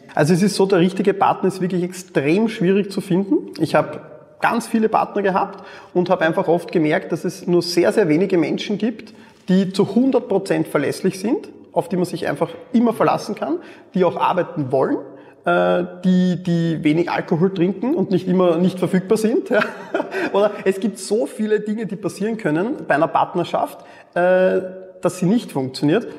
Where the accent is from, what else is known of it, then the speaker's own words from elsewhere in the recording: Mödling district, Lower Austria, Austria; ich bin neben Wien aufgewachsen im Bezirk Mödling